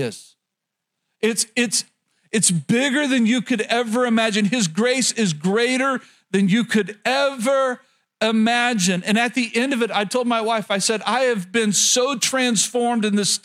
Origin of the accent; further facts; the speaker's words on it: rural Oklahoma, United States; growing up in Oklahoma, especially rural Oklahoma